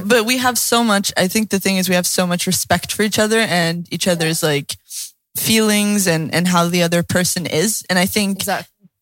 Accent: the Bible Belt, the South, United States; I grew up in the Bible Belt

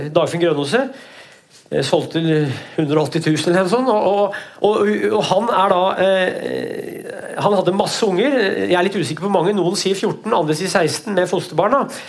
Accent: Brumunddal, Innlandet, Norway; i bygda mi, da, Veldre, Brumunddalen, så er det Veldre i Brumunddal, der jeg vokste opp

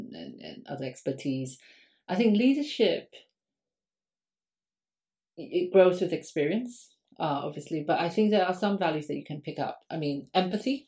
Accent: Singapore; now in London, United Kingdom; I grew up in Singapore. I'm Singaporean.

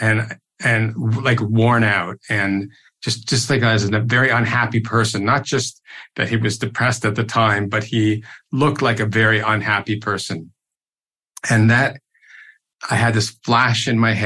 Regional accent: Toronto, Ontario, Canada; I grew up in Toronto

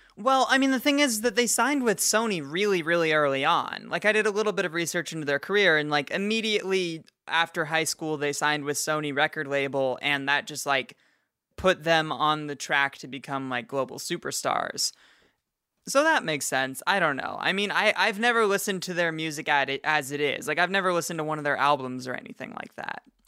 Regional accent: United States; I'm from Washington and we just blur all of our words

